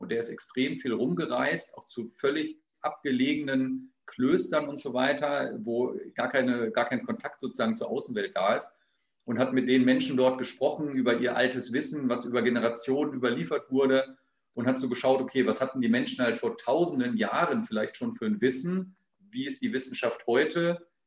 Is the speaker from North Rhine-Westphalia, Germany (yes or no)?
no; Hannover, Lower Saxony, Germany; born there; geboren bin ich im Jahr 1972, im Sommer, im August, äh, in Hannover. Ähm, deswegen habe ich auch keinen Dialekt, sondern spreche das reinste Hochdeutsch.